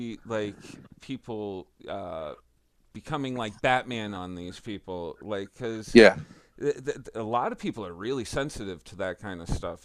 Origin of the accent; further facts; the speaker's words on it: Central Massachusetts, United States; I'm from Central Mass